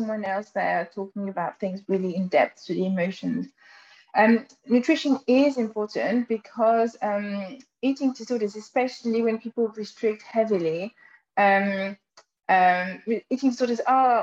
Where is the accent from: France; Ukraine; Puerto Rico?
France; accent: French; English is a second language; moved away; with my funny French accent